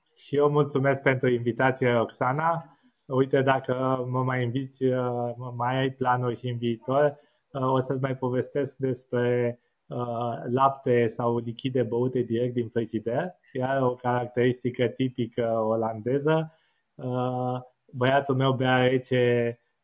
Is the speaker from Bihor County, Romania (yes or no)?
no; Bucharest, Romania; moved away as an adult; now in Netherlands; eu am crescut la casă în București